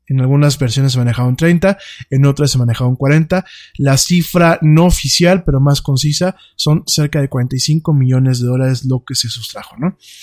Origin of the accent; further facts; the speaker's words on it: Mexico; somos los mexicanos como muchos otros pueblos, somos gente muy barata